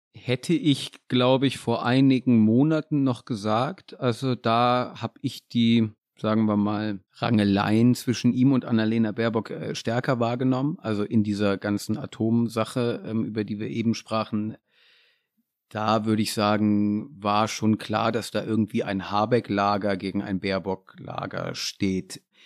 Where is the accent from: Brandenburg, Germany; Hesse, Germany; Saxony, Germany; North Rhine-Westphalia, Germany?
Hesse, Germany; near Kassel; ich komme auch aus Hessen und da ähm, der Nähe von Kassel.